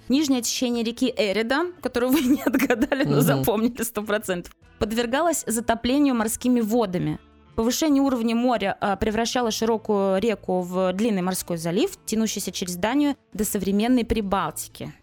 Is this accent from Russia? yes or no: yes; Kaliningrad, Kaliningrad Oblast, Russia; я выросла в Калининграде